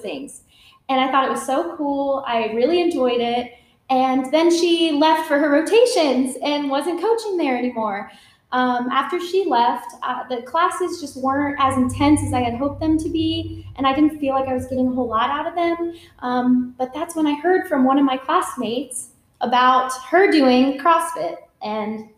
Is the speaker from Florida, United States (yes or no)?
yes; Florida, United States; moved away as an adult; now in Fort Worth, United States; I was born and raised in Florida, actually. Went to college there. And then I moved here for medical school.